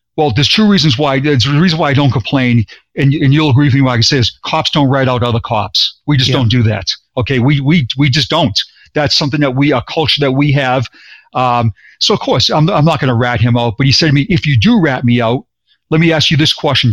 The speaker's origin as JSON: {"language": "English", "town": "Boston", "region": "Massachusetts", "country": "United States", "tie": "born or raised there", "moved": "yes", "lives_now": "Florida, United States", "said": "born and raised in Boston, and I now live in Florida"}